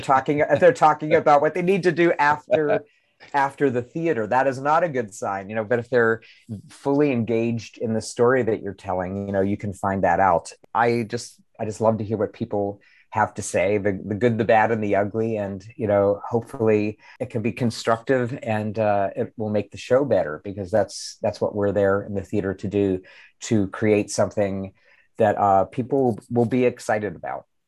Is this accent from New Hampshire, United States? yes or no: no; Pittsburgh, Pennsylvania, United States; my hometown of Pittsburgh.